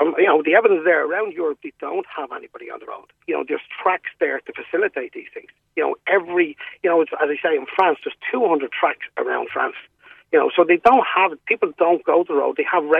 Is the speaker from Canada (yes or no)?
no; Munster, Ireland; But I'm from Kerry.